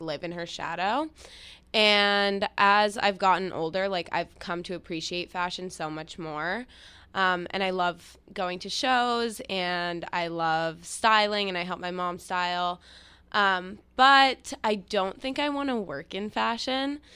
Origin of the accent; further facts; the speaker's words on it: New York City, New York, United States; I grew up in New York City